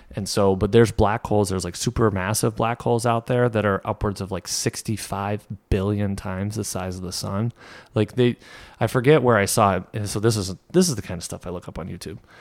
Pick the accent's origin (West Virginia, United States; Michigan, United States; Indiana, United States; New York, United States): New York, United States; Saint Lawrence River; we grew up on the Saint Lawrence